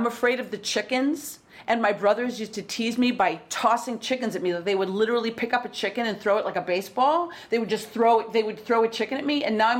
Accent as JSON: {"language": "English", "town": "Berlin", "region": "Wisconsin", "country": "United States", "tie": "born or raised there", "accent": "Midwestern", "moved": "yes", "lives_now": "New York, United States", "said": "So that's where I grew up, in the heart of Wisconsin. Wow. What town? It's a little town called Berlin. And before World War II, it was called Berlin."}